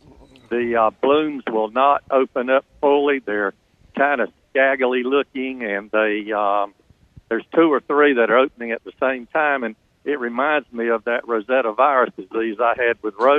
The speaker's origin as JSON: {"language": "English", "region": "the South", "country": "United States", "accent": "southern", "said": "yeah, that's my southern accent coming in."}